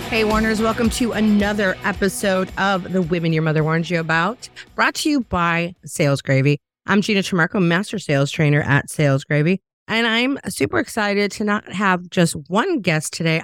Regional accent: Chicago, Illinois, United States; also born or lived in the South (US); now in the South, United States; I'm from Chicago originally

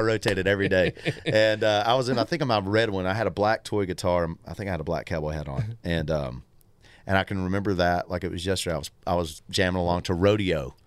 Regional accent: Tullahoma, Tennessee, United States; born or raised there; moved away

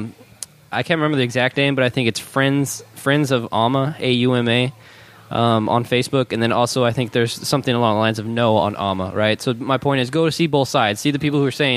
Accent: Salinas, California, United States; I'm born and raised in Salinas. You know, I've been here my whole life. You know, I graduated Salinas High School

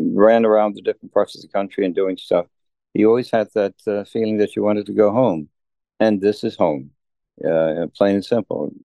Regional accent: Dubina, Texas, United States; moved away as an adult; I was born in Dubina, Texas. I'm a fifth generation Texan

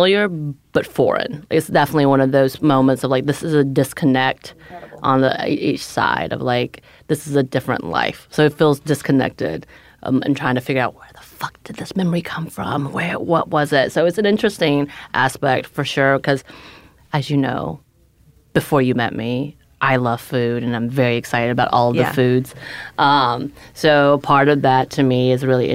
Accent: United States; I grew up in the American culture

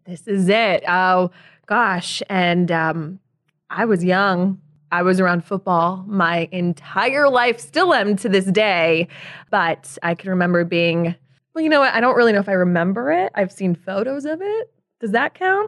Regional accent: Chicago, Illinois, United States; moved away as an adult; also born or lived in Casper, Wyoming / New York; I grew up in the Southwest suburbs

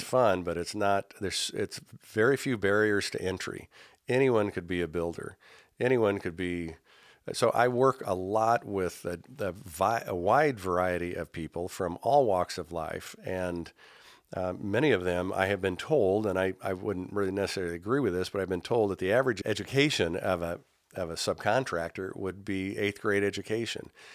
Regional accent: Indianapolis, Indiana, United States; also born or lived in San Jose / Iowa; I grew up in Indianapolis

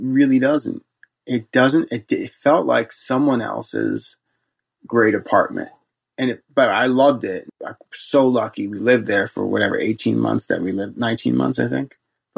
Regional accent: New York City, New York, United States; Now, I'm from New York City, but even though this is like 2 hours away from New York City, it's like night and day difference in temperatures.

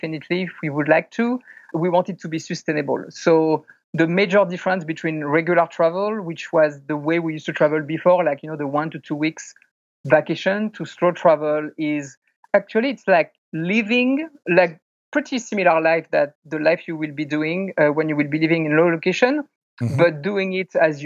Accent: France; moved away as an adult; also born or lived in California, United States; now in Taipei, Taiwan; I grew up in France. 2008, I moved to the United States, moved to California for work.

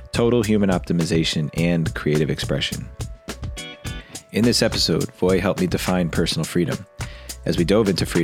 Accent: near Clifton, New Jersey, United States; accent: East Coast; moved away; live from Clifton, New Jersey, close to my hometown

